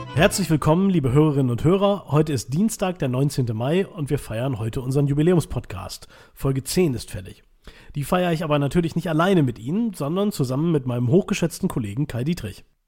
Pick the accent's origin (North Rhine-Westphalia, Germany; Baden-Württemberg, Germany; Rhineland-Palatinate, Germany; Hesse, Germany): North Rhine-Westphalia, Germany; Münsterland; bei uns in Münsterland